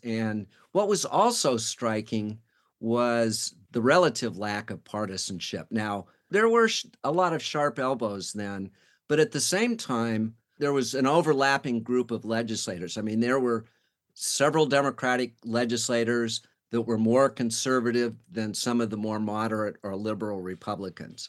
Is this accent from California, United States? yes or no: yes; California, United States; moved away as an adult; also born or lived in Washington, D.C.; now in Oregon, United States; I grew up in California